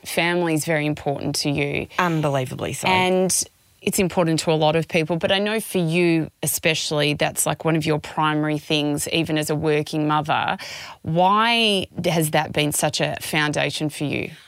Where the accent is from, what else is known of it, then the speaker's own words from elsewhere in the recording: Melbourne, Victoria, Australia; We're from Melbourne